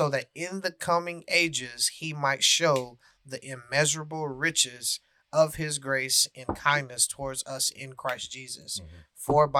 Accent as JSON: {"language": "English", "region": "the South", "country": "United States", "tie": "born or raised there", "said": "Yeah, I mean, we growing up in the South, you hear that analogy"}